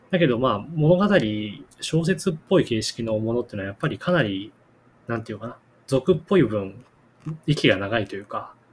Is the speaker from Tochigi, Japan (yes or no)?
yes; Tochigi, Japan; born or raised there